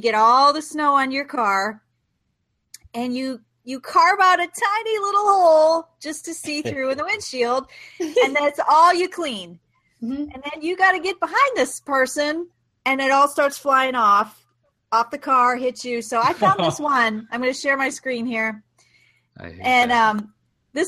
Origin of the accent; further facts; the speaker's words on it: Ohio, United States; now in Atlanta, United States; I'm from Ohio